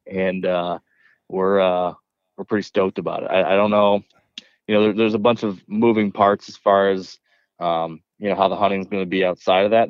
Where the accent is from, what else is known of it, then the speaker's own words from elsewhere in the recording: Michigan, United States; growing up in Michigan, black bears were kind of uh, exotic